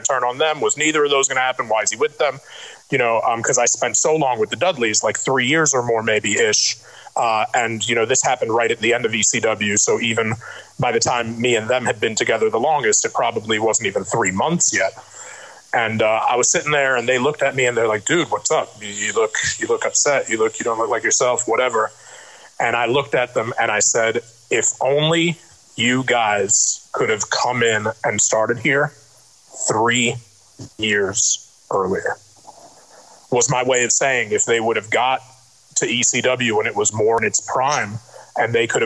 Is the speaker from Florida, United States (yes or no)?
no; New York City, New York, United States; growing up in Brooklyn